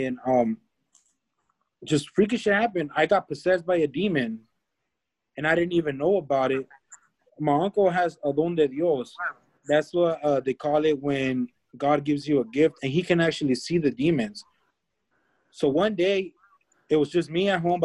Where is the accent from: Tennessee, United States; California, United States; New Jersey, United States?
California, United States; Escondido; now in Hemet, United States; I'm originally from Escondido. I'm out here in Hemet now